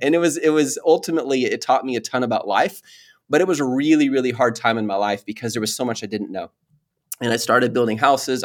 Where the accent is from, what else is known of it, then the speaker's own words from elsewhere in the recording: Mount Pleasant, Texas, United States; also born or lived in Dallas; I grew up half of my life in Mount Pleasant. It's this little tiny city way, like, two and a half hours east of Dallas